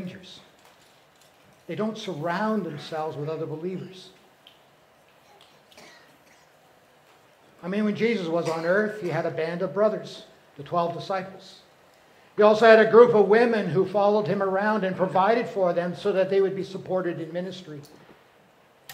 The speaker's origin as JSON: {"language": "English", "country": "Canada", "moved": "yes", "said": "I lived in Canada"}